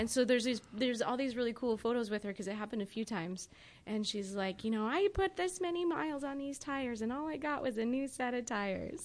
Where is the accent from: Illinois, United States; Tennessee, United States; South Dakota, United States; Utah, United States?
South Dakota, United States; Rapid City; moved away; growing up in Rapid City